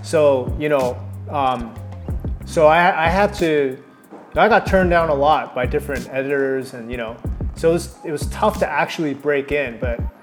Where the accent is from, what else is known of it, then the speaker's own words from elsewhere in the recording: Toronto, Ontario, Canada; moved away as an adult; also born or lived in California; Toronto will always be my hometown